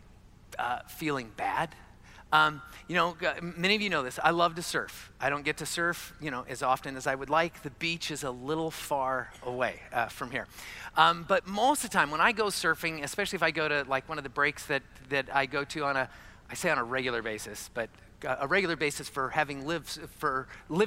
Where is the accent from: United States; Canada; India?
United States; Arizona; I was born and raised in Arizona